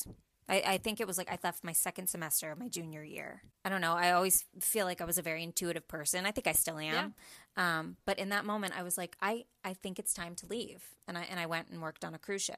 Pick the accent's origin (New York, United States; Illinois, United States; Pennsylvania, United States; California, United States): Pennsylvania, United States; Pittsburgh; I'm from the Pittsburgh area